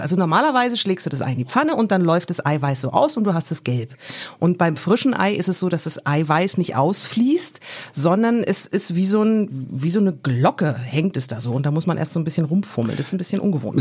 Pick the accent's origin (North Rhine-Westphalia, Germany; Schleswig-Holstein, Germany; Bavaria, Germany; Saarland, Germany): Bavaria, Germany; Franconia; moved away; ich bin ja in Bayern aufgewachsen, also in Franken. Und ich bin froh, dass ich da relativ früh weggezogen bin